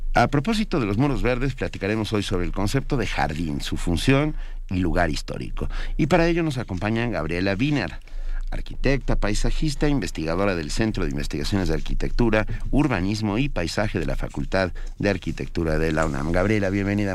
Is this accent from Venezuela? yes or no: yes; Venezuela; como venezolano